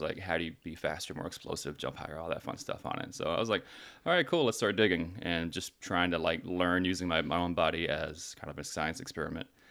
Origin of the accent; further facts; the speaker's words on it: Texas, United States; now in Los Angeles, United States; I'm from Texas, right? So we all had big trucks